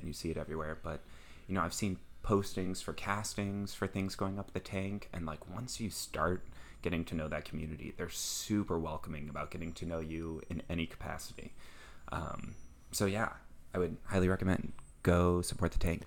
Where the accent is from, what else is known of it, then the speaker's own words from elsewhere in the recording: Midwest, United States; I'm from the Midwest